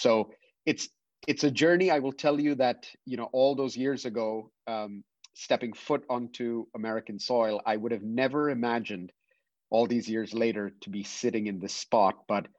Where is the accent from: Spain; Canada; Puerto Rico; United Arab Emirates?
United Arab Emirates; Dubai; I grew up in Dubai in the United Arab Emirates. My parents had moved there from India many, many decades ago.